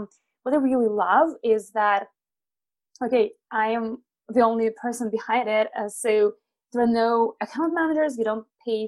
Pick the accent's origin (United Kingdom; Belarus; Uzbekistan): Belarus; I'm originally from Belarus. I was born in a small village